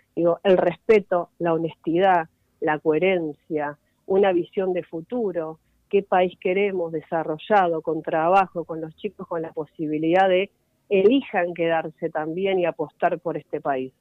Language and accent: Spanish; Merlo, Buenos Aires Province, Argentina; soy de Merlo, así que también lo recorro mucho